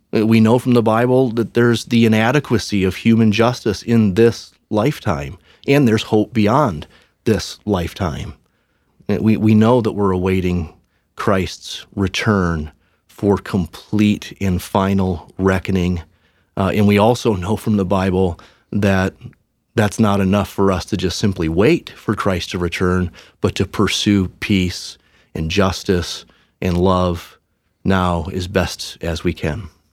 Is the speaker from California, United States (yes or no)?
no; outside of Detroit, Michigan, United States; I grew up outside of Detroit in a little suburb that was almost completely white